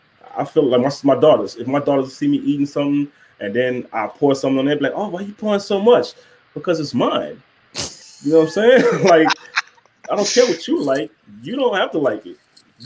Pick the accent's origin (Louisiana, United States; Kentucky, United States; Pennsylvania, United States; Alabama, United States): Louisiana, United States; New Orleans; moved away; I'm from New Orleans originally